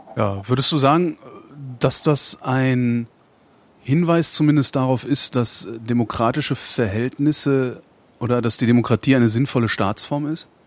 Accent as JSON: {"language": "German", "country": "Germany", "said": "ich bin Deutscher und wohne in Deutschland"}